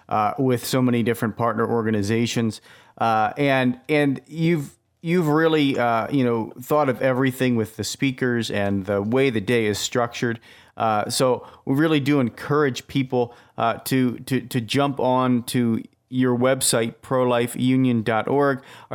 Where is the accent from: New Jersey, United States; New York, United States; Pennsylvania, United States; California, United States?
Pennsylvania, United States; Philadelphia; now in Wisconsin, United States; Yeah, I'm a transplant from Philadelphia to Wisconsin.